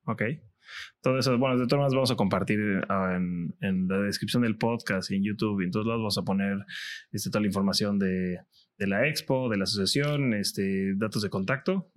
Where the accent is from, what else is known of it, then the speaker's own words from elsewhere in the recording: Cancún, Quintana Roo, Mexico; yo soy de Cancún de toda la vida